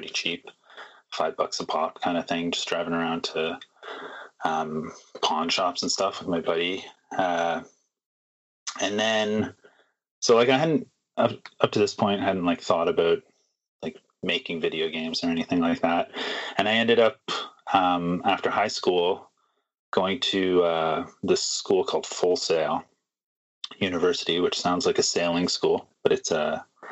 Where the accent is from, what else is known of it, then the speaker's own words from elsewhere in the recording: Toronto, Ontario, Canada; now in Vancouver, Canada; But I grew up in Toronto